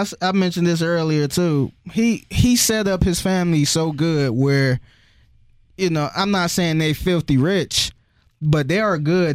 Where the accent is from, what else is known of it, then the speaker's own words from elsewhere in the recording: Cleveland, Ohio, United States; I'm from Cleveland where everybody is, like, separated from each other